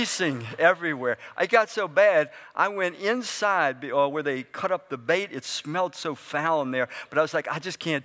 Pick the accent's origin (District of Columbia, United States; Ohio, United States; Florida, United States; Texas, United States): District of Columbia, United States; Washington; moved away as an adult; also born or lived in Frederick, Maryland; now in Brunswick, United States; I grew up in Southeast Washington